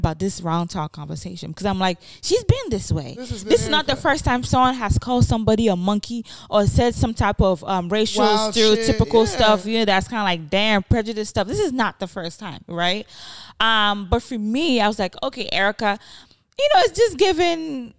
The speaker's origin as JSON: {"language": "English", "town": "New York City", "region": "New York", "country": "United States", "tie": "born or raised there", "said": "I grew up in the Bronx."}